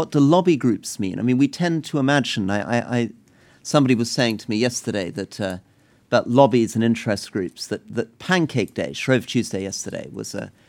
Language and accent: English; United Kingdom; But I'm very aware as a British politician, even within my own country, you know, I speak the language fluently, I've grown up in this country